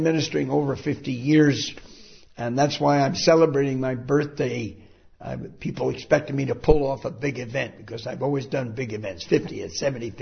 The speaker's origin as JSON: {"language": "English", "country": "United States", "moved": "yes", "lives_now": "United Kingdom", "said": "I'm still an American citizen"}